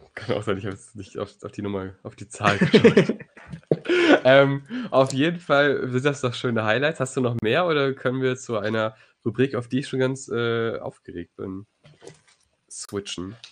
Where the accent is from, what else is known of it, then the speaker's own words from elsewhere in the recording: Neuss, North Rhine-Westphalia, Germany; meine Heimatstadt Neuss